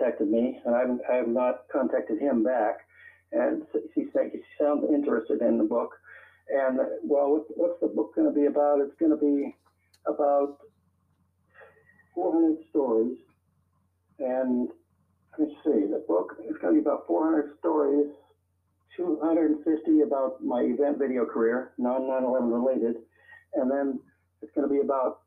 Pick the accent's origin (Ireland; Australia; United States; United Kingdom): United States; Girard, Pennsylvania; also born or lived in El Paso, Texas / Tucson, Arizona / New York City; now in Seattle, United States; I was born in El Paso, Texas, but I wasn't raised in El Paso, Texas. I'm a military man, married my mother, and moved us to Girard, Pennsylvania, which is on the lake in Pennsylvania.